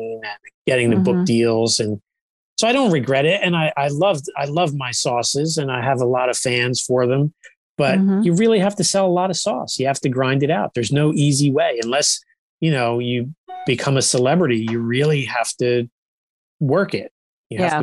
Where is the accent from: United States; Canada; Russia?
United States; Long Branch, New Jersey; now in New Egypt, United States; I grew up in Long Branch, which is next next to Red Bank